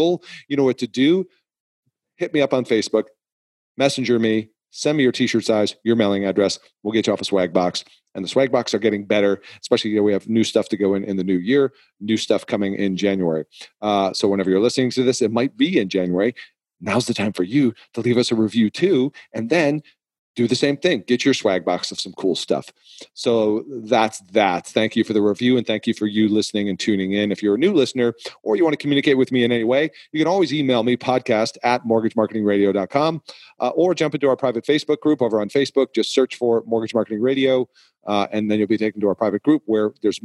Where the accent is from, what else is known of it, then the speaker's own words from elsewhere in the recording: New England, United States; I am from New England